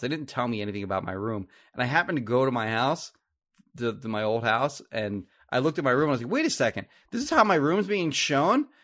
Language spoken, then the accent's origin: English; Marlton, New Jersey, United States; I grew up in Marlton